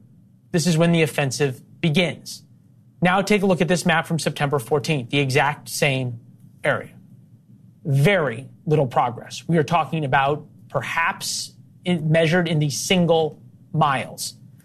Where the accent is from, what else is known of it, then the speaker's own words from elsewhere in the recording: St. Louis, Missouri, United States; I'm from St. Louis.